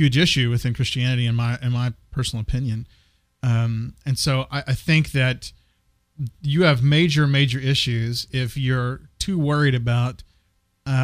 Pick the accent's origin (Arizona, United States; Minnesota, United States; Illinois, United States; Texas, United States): Texas, United States; moved away; also born or lived in Wilmore, Kentucky / Santa Fe, New Mexico; I grew up in Texas